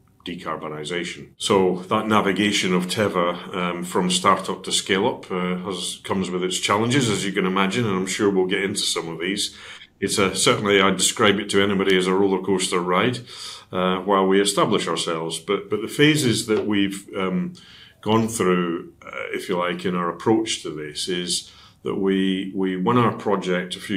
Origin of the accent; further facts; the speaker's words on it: Dundee, Scotland, United Kingdom; now in Cheshire, United Kingdom; my hometown team is Dundee United